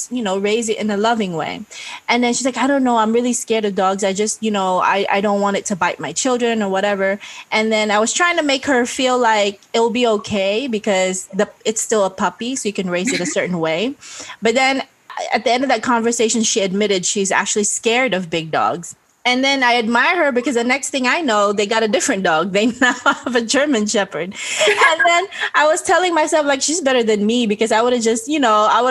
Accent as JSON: {"language": "English", "town": "Bacolod", "region": "Negros Occidental", "country": "Philippines", "tie": "born or raised there", "moved": "as an adult", "said": "we grew up in Bacolod, it's like pretty much Catholic"}